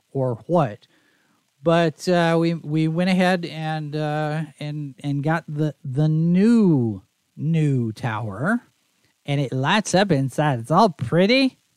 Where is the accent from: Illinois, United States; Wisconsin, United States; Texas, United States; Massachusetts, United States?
Texas, United States; Dallas; also born or lived in Oklahoma City; and I grew up in Dallas in the Dallas area, so Texas. You know, a lot of people when they hear that you're from Texas, they expect you to sound a certain way, and I didn't.